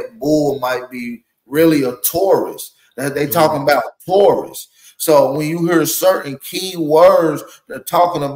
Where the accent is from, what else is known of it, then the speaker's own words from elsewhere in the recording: the South, United States; I'm from the South